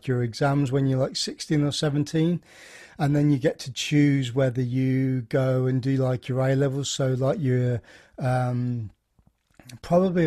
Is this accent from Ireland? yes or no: no; Midlands, United Kingdom; I'm from the Midlands in England